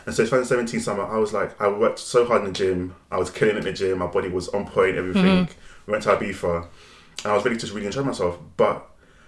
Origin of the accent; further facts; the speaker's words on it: London, United Kingdom; I grew up in New Cross, South London